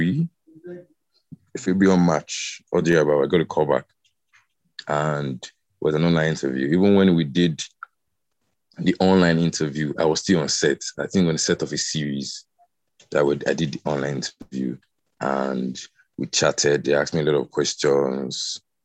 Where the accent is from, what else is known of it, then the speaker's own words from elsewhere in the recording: Delta, Nigeria; I'm from Delta, but the Robo speaking part of Delta State